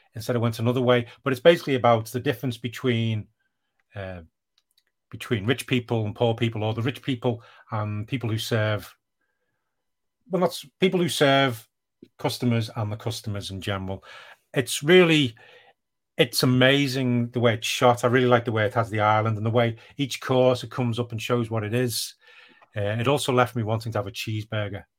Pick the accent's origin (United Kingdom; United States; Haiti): United Kingdom; I am British